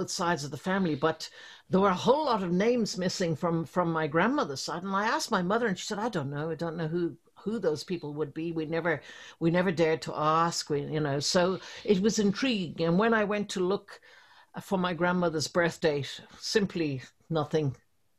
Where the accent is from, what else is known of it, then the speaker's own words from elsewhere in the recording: Ireland; also born or lived in London / Belgium; now in Dublin, Ireland; at heart, I'm an Irish girl.